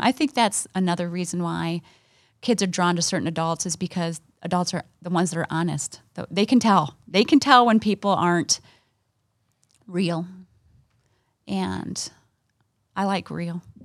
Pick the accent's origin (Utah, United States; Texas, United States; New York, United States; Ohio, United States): Ohio, United States; now in Michigan, United States; We grew up in Ohio